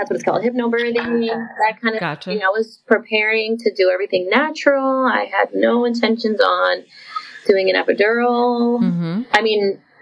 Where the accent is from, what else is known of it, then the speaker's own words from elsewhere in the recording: Puerto Rico; now in Florida, United States; I am from Puerto Rico, but I live in Florida